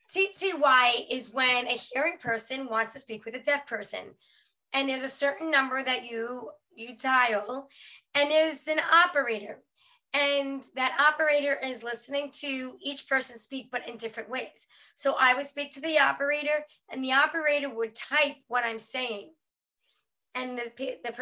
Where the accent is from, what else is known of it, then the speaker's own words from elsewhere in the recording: New York, United States; I'm from New York